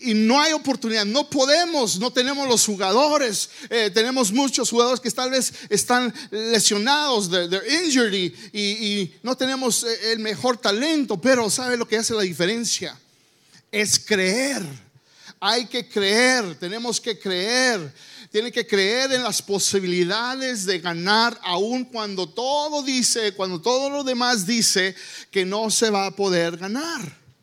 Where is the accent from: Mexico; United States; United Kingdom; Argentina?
United States; Spanish is a second language; yo nací aquí en los Estados Unidos